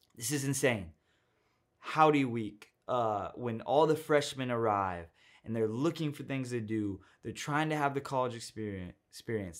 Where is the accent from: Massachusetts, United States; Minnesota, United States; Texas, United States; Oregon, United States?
Texas, United States; I'm from Texas